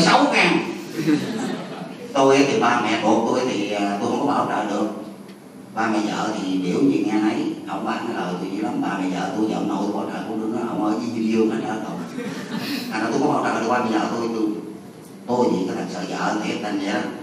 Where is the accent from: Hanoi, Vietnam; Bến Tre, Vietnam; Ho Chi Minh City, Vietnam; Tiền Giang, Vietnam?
Bến Tre, Vietnam; Mo Cay Nam district; tôi ở quê tôi là ấp Tân Thiện xã Tân Thường Định huyện Mỏ Cà Nam